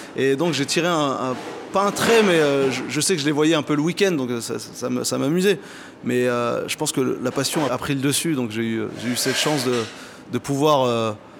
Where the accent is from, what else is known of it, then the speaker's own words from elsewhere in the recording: Saint-Germain-en-Laye, Île-de-France, France; also born or lived in Oujda, Morocco; j'ai grandi à Saint-Germain-en-Laye